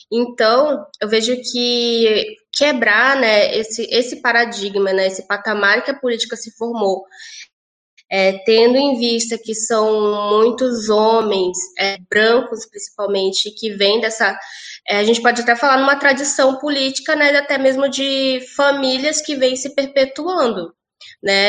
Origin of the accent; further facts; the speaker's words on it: Manaus, Amazonas, Brazil; now in Porto Alegre, Brazil; eu sou natural de Manaus, Amazonas